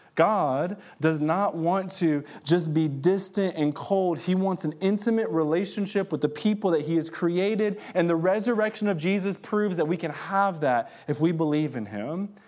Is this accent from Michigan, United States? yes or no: yes; Detroit, Michigan, United States; moved away; I'm from Detroit originally, and, uh, I grew up in the hood